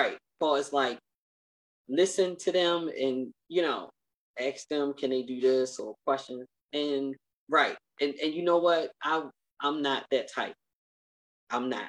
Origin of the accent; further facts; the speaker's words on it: United States; I'm an American woman, although I'm a Muslim American woman